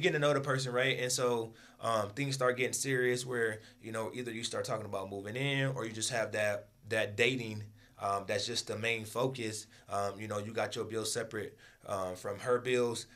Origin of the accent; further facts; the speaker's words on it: Michigan, United States; also born or lived in Akron, Ohio; I was born in Akron, Ohio, raised in Michigan